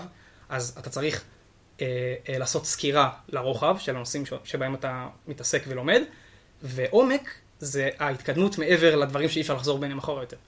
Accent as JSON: {"language": "Hebrew", "town": "Shimshit", "region": "Northern District", "country": "Israel", "moved": "yes", "lives_now": "Tzurit, Israel", "said": "גר בצורית באזור משגב, אבל במקור אני משמשית"}